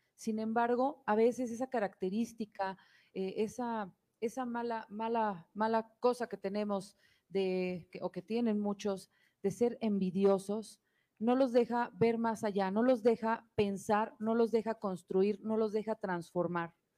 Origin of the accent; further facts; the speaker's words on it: Mexico; lo que debemos hacer como mexicanos